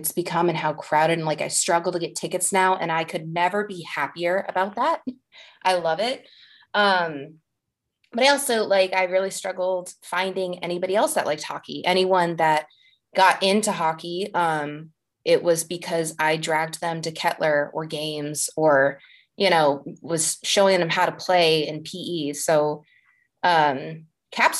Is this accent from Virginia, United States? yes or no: yes; Ashburn, Virginia, United States; also born or lived in Prague; when we moved from Prague, my dad liked watching hockey over there. And we moved to Ashburn